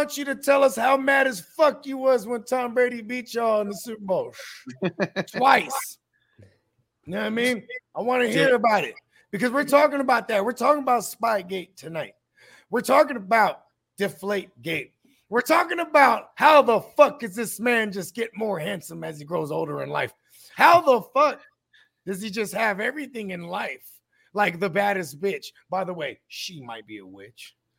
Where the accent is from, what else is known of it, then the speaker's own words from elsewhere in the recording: Philippines; I'm Filipino, and we have a dish called Kilawin that you make with goat.